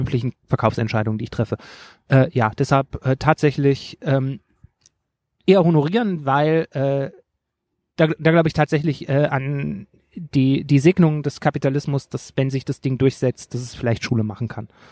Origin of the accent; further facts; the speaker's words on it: Rhineland, Germany; ich als Rheinländer